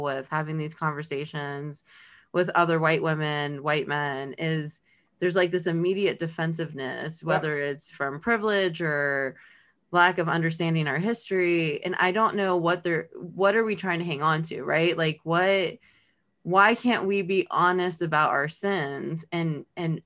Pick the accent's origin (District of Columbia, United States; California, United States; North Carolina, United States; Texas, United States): California, United States; Los Angeles; now in Kentucky, United States; I'm from Los Angeles. I grew up in a totally different world than where we are today in Kentucky.